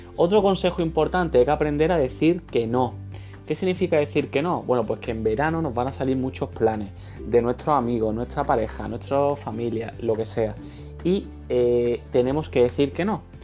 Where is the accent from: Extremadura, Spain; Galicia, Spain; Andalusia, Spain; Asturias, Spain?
Andalusia, Spain; Málaga; yo soy de costa, de Málaga